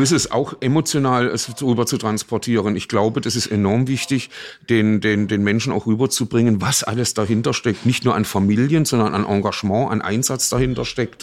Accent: Baden-Baden, Baden-Württemberg, Germany; in meiner Heimatstadt Baden-Baden Stadtrat geworden

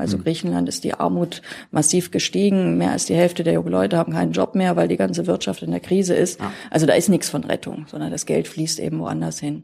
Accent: Berlin, Germany; moved away as an adult; also born or lived in Thuringia; now in Saarland, Germany; geboren bin ich in Thüringen und habe dann allerdings mein Leben eigentlich in Berlin überwiegend verbracht. Und heute wohne ich im Saarland

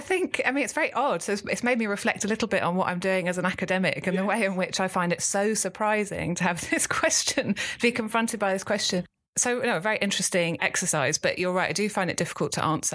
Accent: London, United Kingdom; I grew up in North London, in Islington

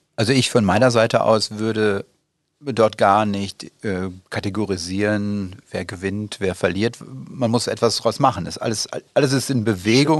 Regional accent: North Rhine-Westphalia, Germany; now in Dortmund, Germany; meine Heimat Richtung Südwestfalen

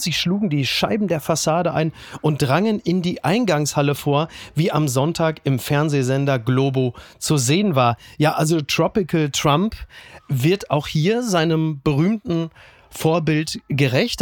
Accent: Castrop-Rauxel, North Rhine-Westphalia, Germany; Kassrum Auxel, da komme ich auch her

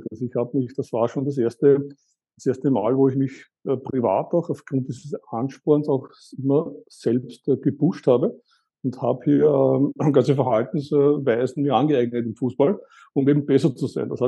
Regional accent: Eastern Austria, Austria; ich komme aus Österreich, aus Ostösterreich. Ich bin in Ostösterreich aufgewachsen.

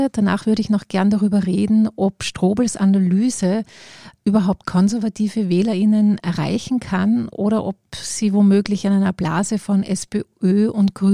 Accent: Tyrol, Austria; Also ich bin in Tirol aufgewachsen und das war immer so ein Hintergrundrauschen.

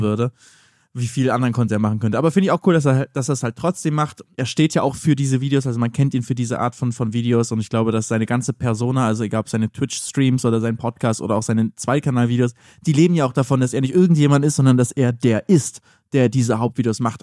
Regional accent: Northern Germany, Germany; Kommen wir auch aus Norddeutschland

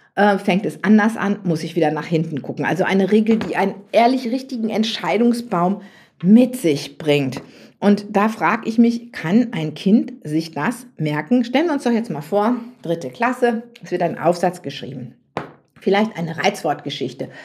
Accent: near Münster, North Rhine-Westphalia, Germany; ich komme ja so aus Westfalen, vom Plattenland, wie man so schön sagt, nicht so ganz weit von Münster weg.

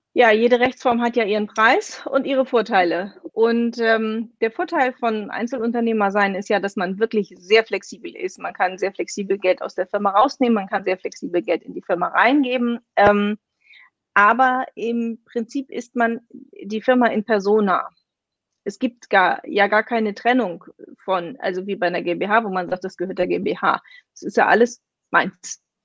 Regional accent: Kiel, Schleswig-Holstein, Germany; moved away as an adult; also born or lived in Berlin; ich bin gebürtige Kielerin und 24 Jahre meines Lebens habe ich hier gelebt

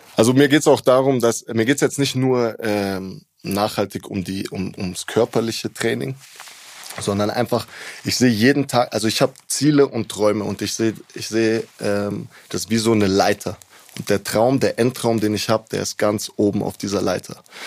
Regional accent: Munich, Bavaria, Germany; Ich bin hier geboren, hier aufgewachsen

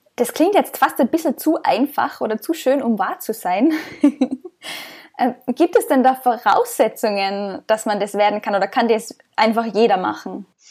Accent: Austria; moved away as an adult; Ich komme ursprünglich aus Österreich, bin aber seit über zwei Jahren quer durch die Welt unterwegs als sogenannte digitale Nomadin

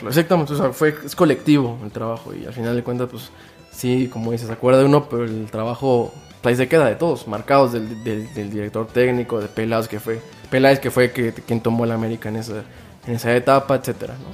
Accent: Mexico; como pueblo mexicano

